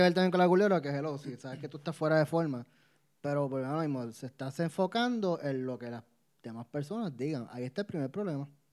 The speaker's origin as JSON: {"language": "Spanish", "country": "Puerto Rico", "said": "soy boricua"}